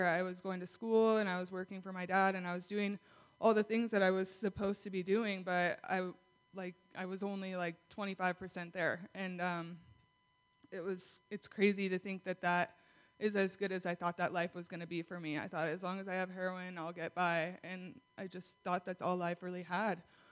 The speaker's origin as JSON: {"language": "English", "town": "Kalispell", "region": "Montana", "country": "United States", "said": "I'm 24, and I'm from Kalispell."}